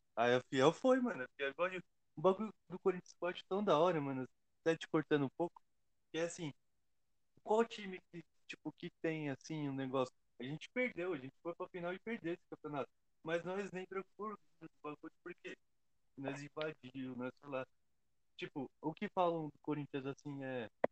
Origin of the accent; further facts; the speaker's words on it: Diadema, São Paulo, Brazil; Eu sou de Diadema, Estopim é aqui do lado da minha casa